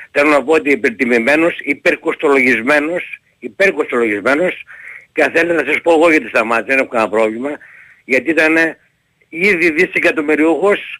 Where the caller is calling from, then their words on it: Larissa, Thessaly, Greece; είμαι από Λάρι, οπότε φορά μιλάμε κύριε Πετρίδη.